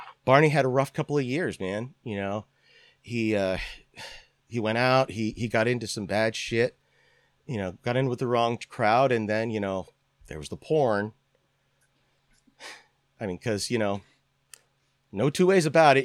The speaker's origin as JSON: {"language": "English", "town": "Northampton", "region": "Pennsylvania", "country": "United States", "moved": "yes", "said": "I am originally from Lehigh Valley, Pennsylvania"}